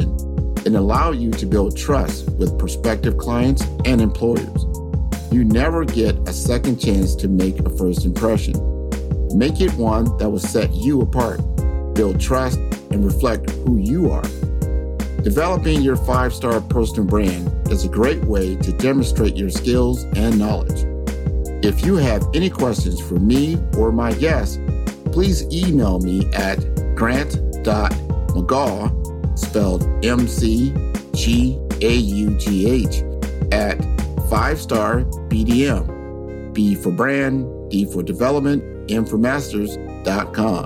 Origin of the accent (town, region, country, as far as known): Omaha, Nebraska, United States; born or raised there; now in Miami, United States